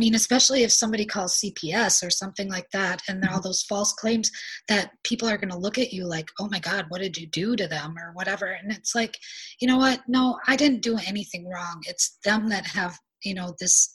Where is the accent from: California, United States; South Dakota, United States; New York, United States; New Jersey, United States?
South Dakota, United States; moved away as an adult; I'm not from the state that I'm in. I was from South Dakota.